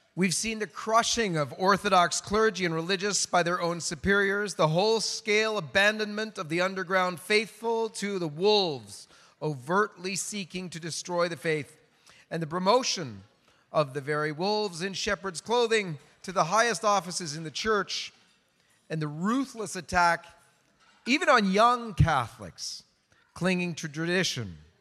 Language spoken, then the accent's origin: English; Canada; in Canada, my home country